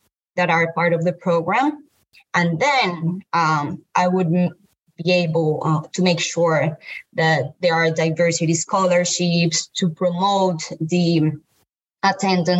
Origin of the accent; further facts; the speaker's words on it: Colombia; moved away as an adult; now in United States; I am from Colombia. I'm a female. I'm a Latina.